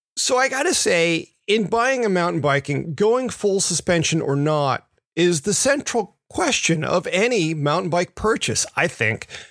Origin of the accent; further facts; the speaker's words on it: Memphis, Tennessee, United States; moved away; the ones I grew up riding in Memphis